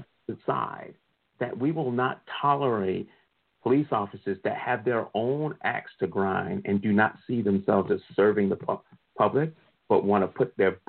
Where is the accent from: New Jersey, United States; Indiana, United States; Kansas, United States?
New Jersey, United States; Newark; I grew up in the Newark, New Jersey area.